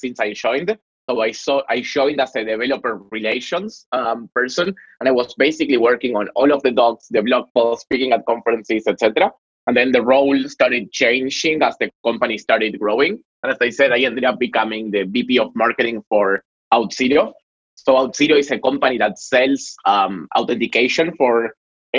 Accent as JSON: {"language": "English", "country": "Argentina", "accent": "Latin", "second_language": "English", "said": "my sexy Latin accent, I'm from Argentina."}